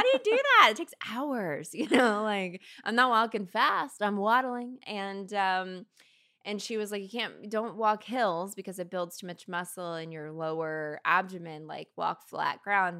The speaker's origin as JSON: {"language": "English", "region": "Kentucky", "country": "United States", "moved": "yes", "said": "I'm from Kentucky originally"}